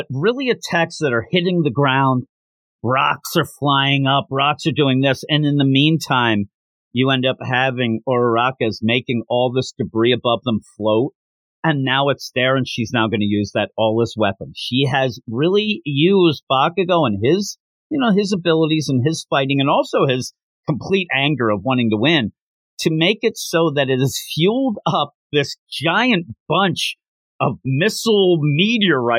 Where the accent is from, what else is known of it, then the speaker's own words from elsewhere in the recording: United States; I'm from America.